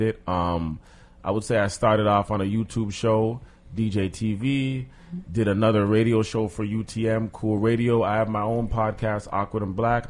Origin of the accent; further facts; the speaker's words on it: Toronto, Ontario, Canada; black man, born and raised in Toronto, Trinidadian Jamaican parents